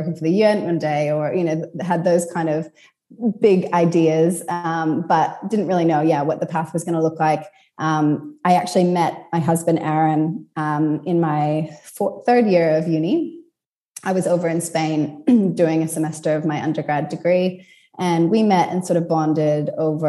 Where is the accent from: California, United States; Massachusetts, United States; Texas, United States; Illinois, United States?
California, United States; So I grew up in California and, you know, I moved around a lot as a kid and then ended up back in California for uni.